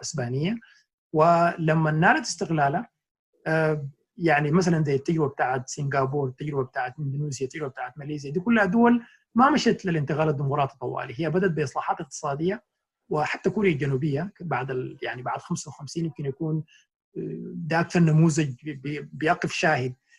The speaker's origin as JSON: {"language": "Arabic", "country": "Sudan", "moved": "yes", "lives_now": "New York, United States"}